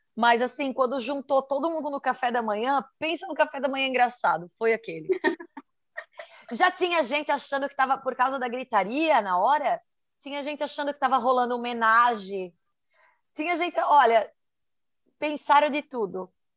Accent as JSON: {"language": "Portuguese", "region": "Santa Catarina", "country": "Brazil", "said": "sou de Santa Catarina"}